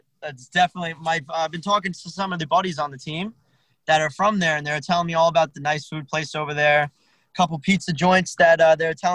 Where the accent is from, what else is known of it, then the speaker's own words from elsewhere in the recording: Hackensack, New Jersey, United States; also born or lived in Middletown, New Jersey; I've born and raised here. I was born in Hackensack, New Jersey, and I've always been around the area